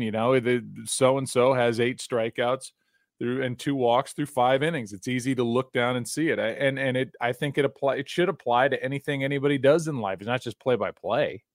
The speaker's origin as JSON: {"language": "English", "town": "St. Louis", "region": "Missouri", "country": "United States", "said": "I'm from St. Louis"}